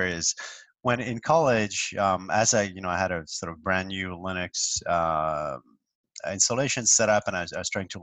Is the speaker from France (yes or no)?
yes; France; now in New York, United States; I grew up in France, in a medium sized city, relatively far from Paris